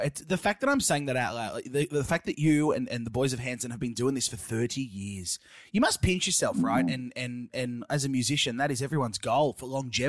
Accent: Australia; as an Australian

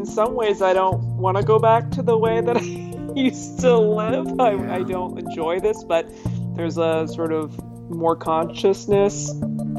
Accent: Calgary, Alberta, Canada; now in Toronto, Canada; I was born in Calgary, Alberta, Canada, on the other side, on the west side of Canada

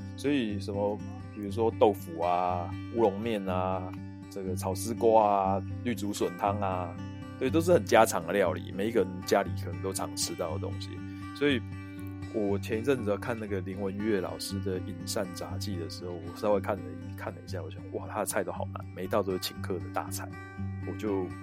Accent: Taipei, Taiwan; 尤其是像我是西门町的人

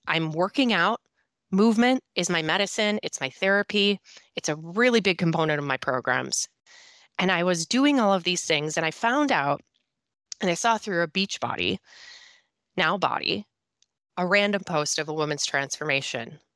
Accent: Minnesota, United States; accent: Minnesota; I am a sober coach and mom of two who lives in northern Minnesota, and I, if you can just tell my accent right there, Minnesota, you'll know where I come from

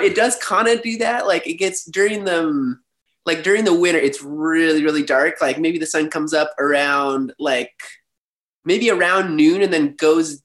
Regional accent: Alaska, United States; also born or lived in Hawaii; now in Montreal, Canada; I'm from Alaska originally, Alaska and Hawaii a little bit. Like I was going back and forth between Alaska and Hawaii when I was growing up

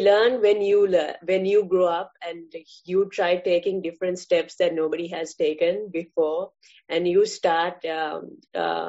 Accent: Sri Lanka; first language English; now in France; I'm Sri Lankan. I was raised in a really strict culture.

